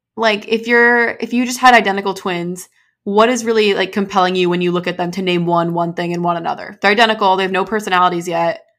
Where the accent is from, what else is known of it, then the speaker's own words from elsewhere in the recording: United States; an American